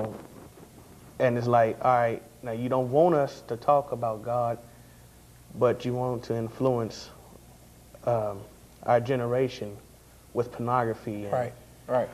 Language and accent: English; Austin, Texas, United States; I grew up in Austin